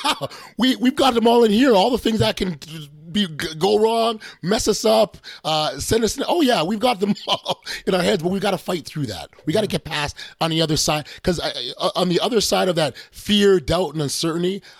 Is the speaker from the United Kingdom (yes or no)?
no; Canada; we we're from Canada